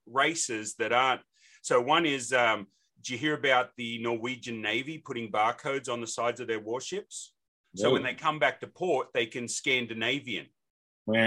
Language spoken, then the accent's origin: English; Australia; accent: Australian; now in Nashville, United States